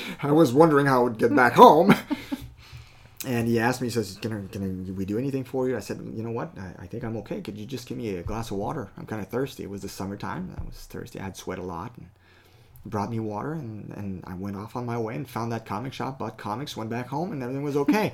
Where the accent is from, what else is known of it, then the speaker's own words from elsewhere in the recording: Canada; I am a Canadian citizen, okay, by birth